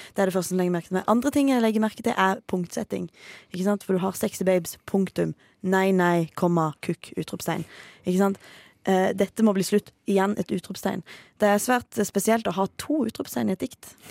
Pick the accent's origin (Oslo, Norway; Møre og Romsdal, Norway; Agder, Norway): Agder, Norway; Farsund; i min hjemby Farsund